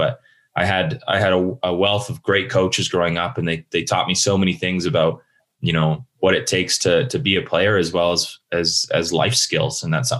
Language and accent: English; Calgary, Alberta, Canada; I was born in Calgary, which is quite unique these days to find some born Calgarians, and my mom and dad are from here.